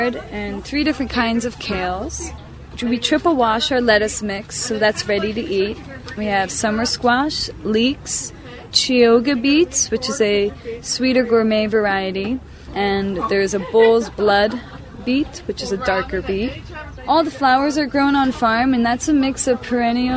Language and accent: English; New Jersey, United States; now in Fredonia, United States; I came from New Jersey, and there was no organic farms where I grew up.